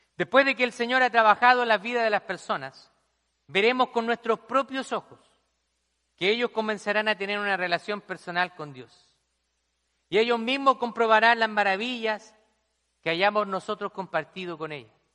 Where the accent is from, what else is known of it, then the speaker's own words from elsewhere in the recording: Chile; moved away as an adult; now in United States; Allá la gente rica, en mi país se le llama cuico